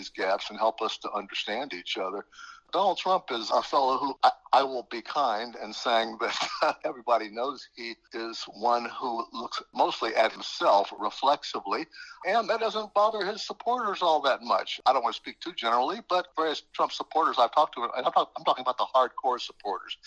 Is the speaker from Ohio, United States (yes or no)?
yes; Middletown, Ohio, United States; I grew up there in Southern Ohio